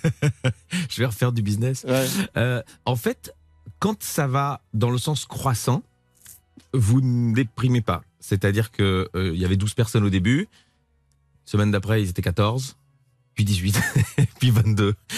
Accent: Belgium; now in France; je suis belge.

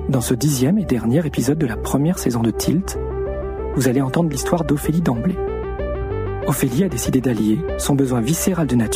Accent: Lyon, Auvergne-Rhône-Alpes, France; also born or lived in Metz / Verdun / Saint-Pierre-et-Miquelon; now in Paris, France; Je suis originaire de Lyon mais j'ai aussi vécu à Metz, à Verdun et à Saint-Pierre-et-Miquelon.

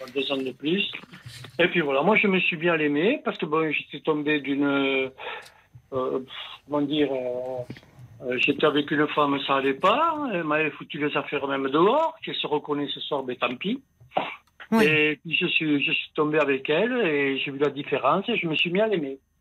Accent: Italy; je suis un Italien

